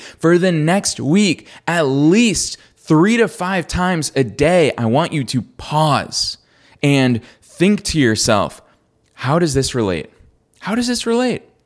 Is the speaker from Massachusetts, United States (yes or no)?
yes; Boston, Massachusetts, United States; I'm from Boston